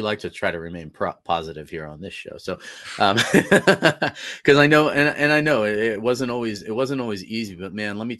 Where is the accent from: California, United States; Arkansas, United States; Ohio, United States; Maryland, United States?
California, United States; Northern; now in Colorado, United States; I'm originally from Northern California. So, and moved to Colorado in 2008